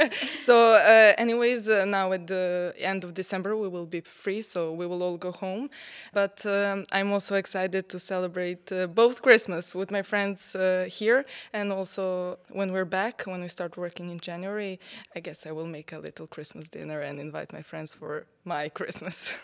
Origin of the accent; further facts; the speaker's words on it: Sweden; German is a second language; now in Darmstadt, Germany; Ronio, wo ich herkomme